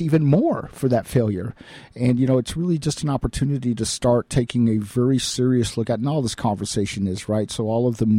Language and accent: English; United States; as Americans